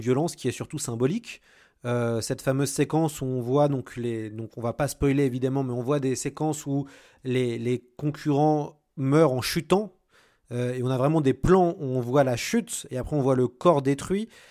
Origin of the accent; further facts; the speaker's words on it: France; en tant que Français